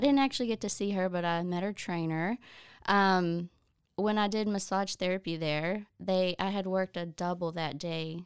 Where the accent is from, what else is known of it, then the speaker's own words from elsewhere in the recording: Oklahoma, United States; moved away as an adult; now in Waco, United States; We ended up moving back to Oklahoma at my hometown, and I had never lived in my hometown, as an adult